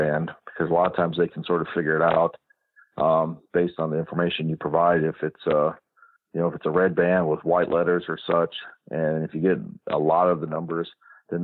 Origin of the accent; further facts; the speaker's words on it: Mississippi, United States; now in San Joaquin Valley, United States; growing up in Mississippi